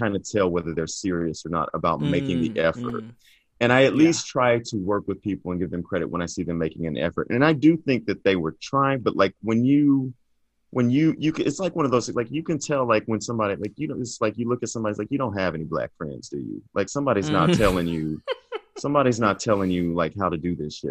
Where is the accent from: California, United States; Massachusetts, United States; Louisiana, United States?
Louisiana, United States; Vivian; moved away as an adult; also born or lived in East Texas / Dallas, Texas; now in Los Angeles, United States; So I grew up mostly in Vivian, Louisiana, in McLeod, Texas, but they're really about 10 miles apart